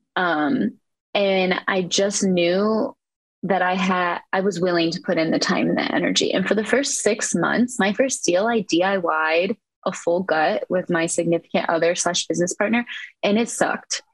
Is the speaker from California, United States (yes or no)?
no; Eastern Iowa, United States; I am from Eastern Iowa.